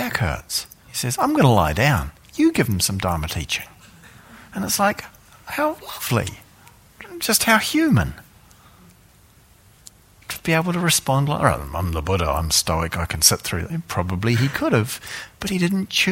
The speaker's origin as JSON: {"language": "English", "country": "New Zealand", "said": "I come from New Zealand"}